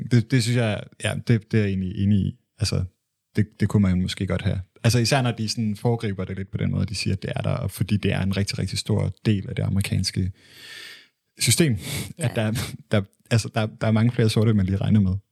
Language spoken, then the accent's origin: Danish; Michigan, United States; når jeg er fra Michigan